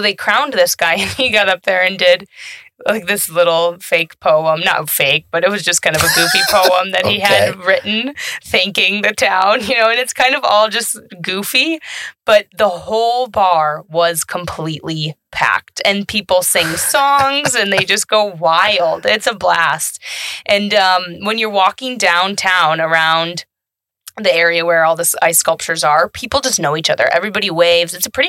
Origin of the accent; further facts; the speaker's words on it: McFarland, Wisconsin, United States; And I am from McFarland